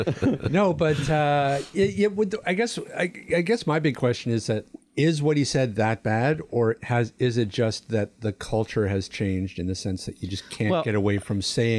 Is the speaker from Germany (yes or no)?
no; Canada; we're Canadian